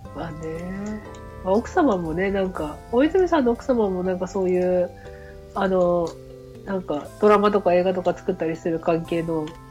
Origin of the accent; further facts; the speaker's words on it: Hokkaido, Japan; moved away as an adult; now in Kanagawa, Japan